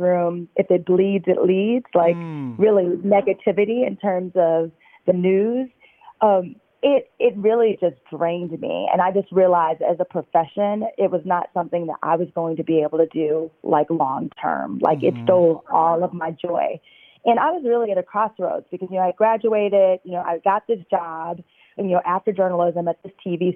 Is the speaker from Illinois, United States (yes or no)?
yes; outside of Chicago, Illinois, United States; moved away as an adult; also born or lived in Los Angeles / New York / Paris; now in Boston, United States; I grew up outside of Chicago, about 45 minutes.